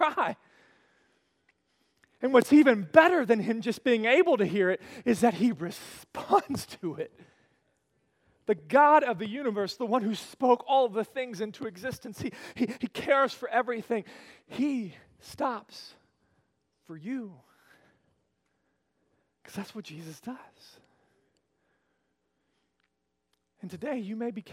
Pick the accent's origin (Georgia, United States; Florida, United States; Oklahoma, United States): Oklahoma, United States; I grew up in Oklahoma